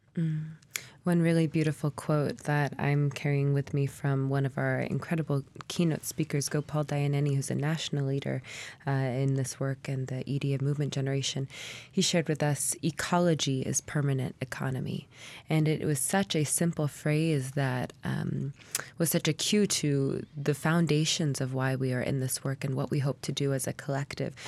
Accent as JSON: {"language": "English", "town": "Anchorage", "region": "Alaska", "country": "United States", "tie": "born or raised there", "said": "I was born and raised here in Anchorage"}